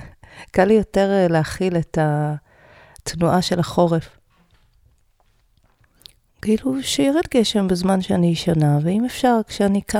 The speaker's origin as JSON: {"language": "Hebrew", "town": "Even Yehuda", "region": "Central District", "country": "Israel", "tie": "born or raised there", "said": "גדלתי באבן יהודה, וחלק מילדי אבן יהודה היו לומדים בהדסים."}